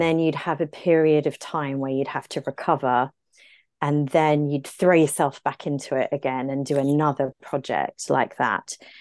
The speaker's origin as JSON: {"language": "English", "town": "Brisbane", "region": "Queensland", "country": "Australia", "tie": "born or raised there", "accent": "Aussie", "moved": "as an adult", "lives_now": "London, United Kingdom", "said": "I grew up in Brisbane, in Queensland, in a very tropical, sunny place."}